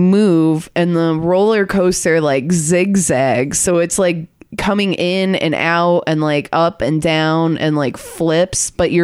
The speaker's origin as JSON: {"language": "English", "region": "Michigan", "country": "United States", "moved": "yes", "said": "I'm from Michigan. We both are from Michigan, Ethan"}